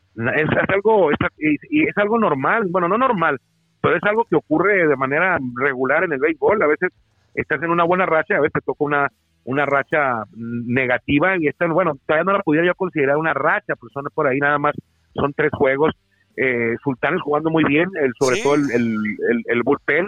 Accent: Mexico; somos paisanos porque nacimos en México los dos

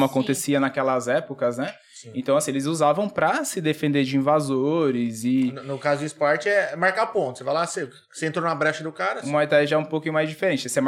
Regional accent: Dracena, São Paulo, Brazil; eu nasci, eu nasci em São Paulo, com três anos a gente veio embora pra cá.

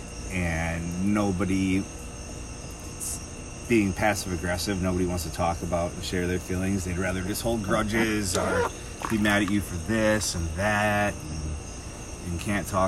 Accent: Middleton, Wisconsin, United States; also born or lived in Madison, Wisconsin / Kankakee, Illinois; moved back to Middleton when Capital Brewery was opening. And that's where I spent my entire childhood

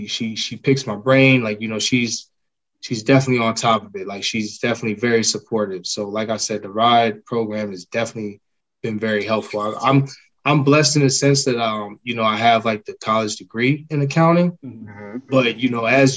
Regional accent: Miami, Florida, United States; now in Maryland, United States; I'm actually from Miami

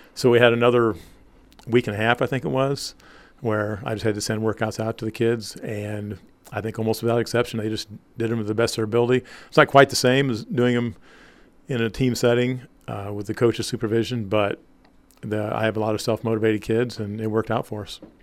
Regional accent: Maples, Indiana, United States; also born or lived in Hoagland / Monroeville; Maples is actually where I grew up until, I guess, my sophomore year in high school

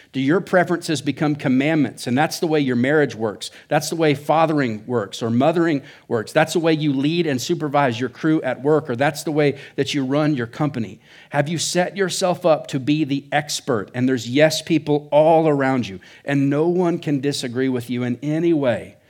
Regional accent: Oklahoma, United States; now in Surprise, Arizona, United States; I think Oklahoma's the Midwest or South. I don't know. But that's where I come from. That's why I talk funny

